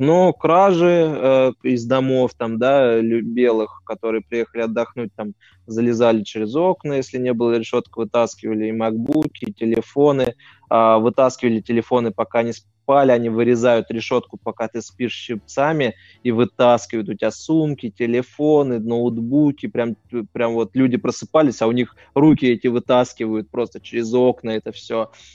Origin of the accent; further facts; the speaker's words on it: Russia; я из России